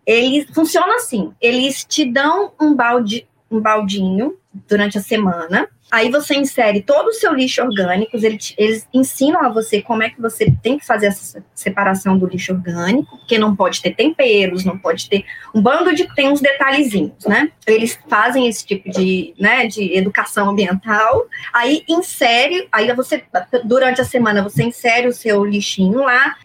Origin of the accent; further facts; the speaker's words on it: Brasília, Federal District, Brazil; moved away as an adult; now in Rio de Janeiro, Brazil; É a cidade onde eu nasci, onde eu criei laços muito fortes onde eu tenho meus amigos que são meus amigos até hoje, onde eu cresci